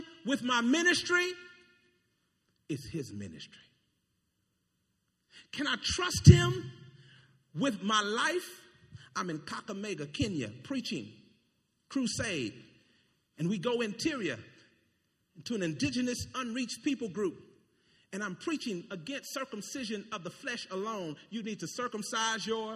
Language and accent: English; United States; I'm American.